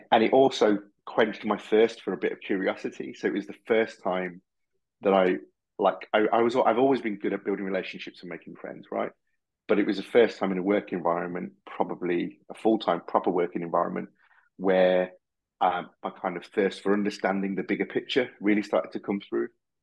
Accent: Birmingham, West Midlands, United Kingdom; also born or lived in Harrow, Middlesex; now in Solihull, United Kingdom; We grew up in Tyseley in Birmingham, and moved into Hall Green, and I've been living in Solihull now for the last 20 years

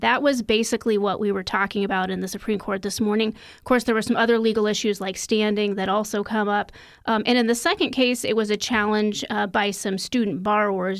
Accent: Iowa, United States; My home state of Iowa

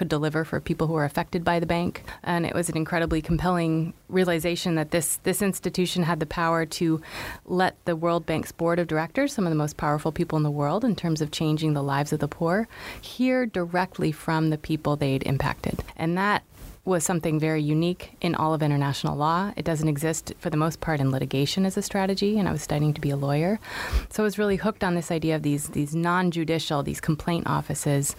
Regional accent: United States; as an American

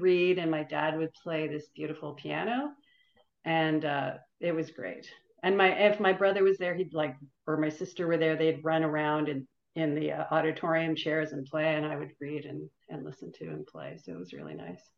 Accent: Toronto, Ontario, Canada; we grew up in North York, and at the North York Public Library

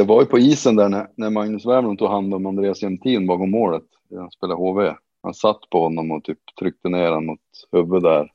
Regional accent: Boliden, Västerbotten County, Sweden; also born or lived in Riga, Latvia; Det är liksom hemma för mig eftersom jag är uppväxt just utanför i Boliden

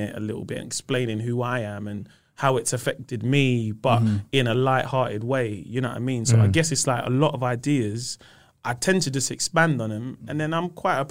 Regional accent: London, United Kingdom; also born or lived in Peckham, London; I grew up in South London. So I grew up in Camberwell for 15 years. And then we moved to Peckham

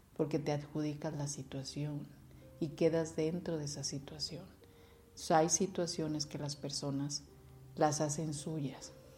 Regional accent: Mexico; como sociedad y como cultura mexicana que tenemos

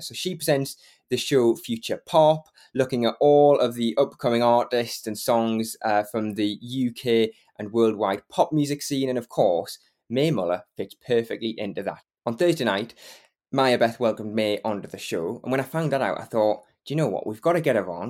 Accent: Geordie, North East England, United Kingdom; accent: Geordie; I'm on it every week, a Geordie, and I never get to sort of express that Geordie accent properly

